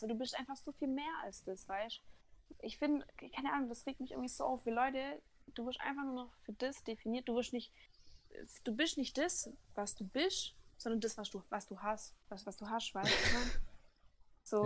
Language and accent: German; Baden-Württemberg, Germany; als Schwabe